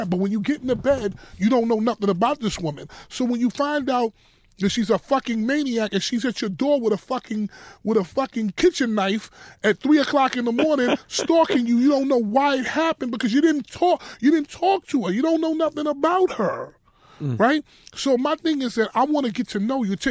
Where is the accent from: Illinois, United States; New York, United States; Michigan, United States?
New York, United States; Harlem; I'm I'm from Harlem. We don't do the bare feet.